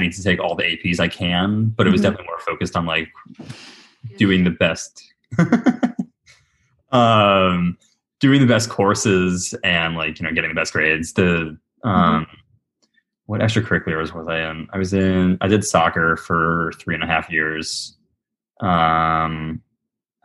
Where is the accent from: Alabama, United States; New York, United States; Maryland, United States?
Maryland, United States; Baltimore; I'm from Baltimore City. Lived here since I was like four. So yeah, pretty much a Marylander